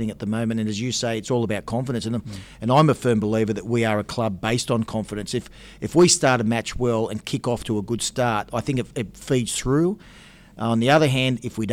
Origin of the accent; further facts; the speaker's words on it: Australia; I'm Australian-born and Australian